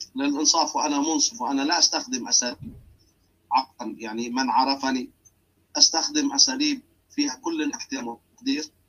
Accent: Lebanon; عندنا في لبنان

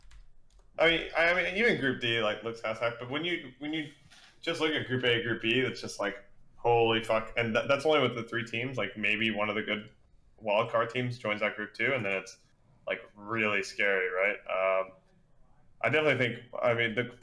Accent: Dallas, Texas, United States; I'm from Dallas Fort Worth area

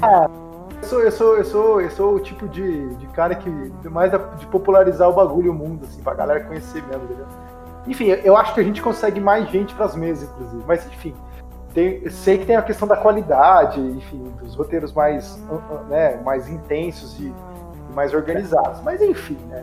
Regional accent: interior of São Paulo, Brazil; eu sou daqui de São Paulo, nascido em São Paulo, mas cresci no interior de São Paulo

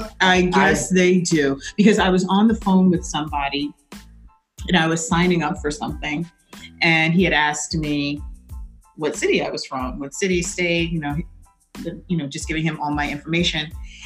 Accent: New York City, New York, United States; also born or lived in Manhattan, New York; born and bred in New York, born in Manhattan, raised in Brooklyn. Don't get much more New York than that.

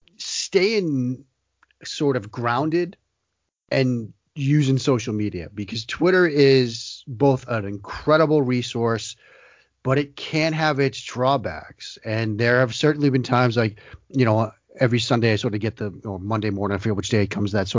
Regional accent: Boston, Massachusetts, United States; growing up in the Boston area

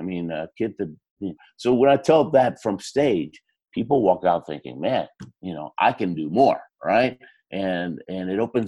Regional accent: Argentina; moved away; I was born in Argentina

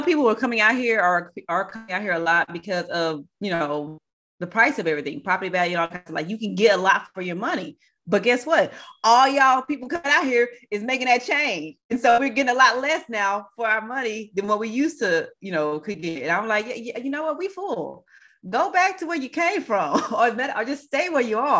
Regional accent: Texas, United States; I'm born and raised in Texas

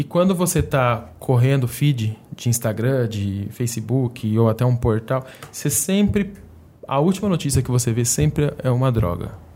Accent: interior of São Paulo, Brazil; a gente é interior de São Paulo

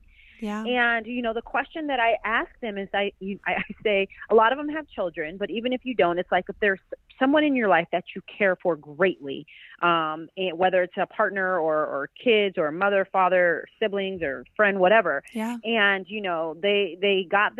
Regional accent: Pasadena, California, United States; I'm from Pasadena, California

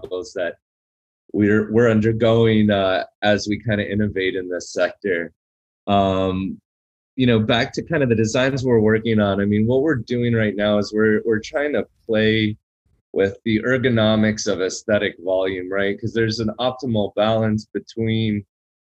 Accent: Boca Raton, Florida, United States; my hometown of Boca Raton

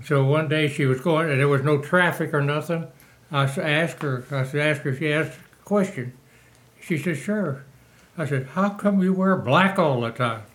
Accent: Moberly, Missouri, United States; moved away as an adult; also born or lived in Tucson, Arizona / Texas; I was born in Moberly, Missouri

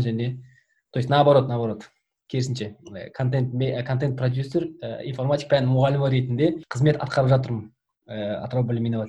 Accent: Oral, West Kazakhstan Region, Kazakhstan; moved away as an adult; also born or lived in Taraz, Kazakhstan / Semey, Kazakhstan / Oskemen, Kazakhstan; негізі тараздың тумасымын по идее мен негізінде ә, тараз жамбыл облысында сол жақта негізі тудым одан кейін барып орал көшіп бардық тоқсан тоғызыншы жылы оралда 15 жылдай тұрдық

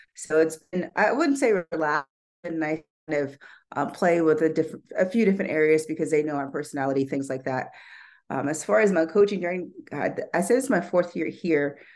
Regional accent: Topeka, Kansas, United States; moved away as an adult; also born or lived in New Mexico / Oregon / Missouri / Louisiana; now in Denver, United States; I'm from Kansas originally

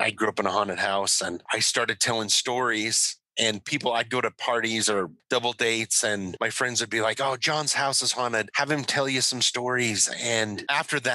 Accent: Hyrum, Utah, United States; I grew up here locally. I grew up in Hiram

